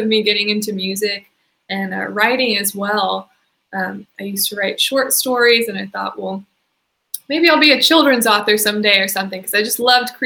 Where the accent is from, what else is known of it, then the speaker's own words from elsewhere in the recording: Nashville, Tennessee, United States; I was born and raised in Nashville. So I've been here forever